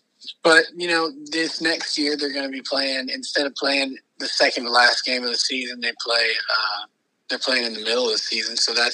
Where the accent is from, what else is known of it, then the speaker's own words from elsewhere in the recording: Georgia, United States; since I grew up in Georgia